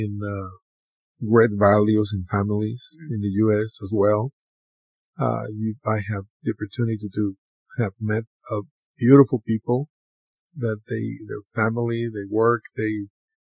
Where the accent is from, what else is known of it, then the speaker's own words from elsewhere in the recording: Mexico; moved away; growing up in Mexico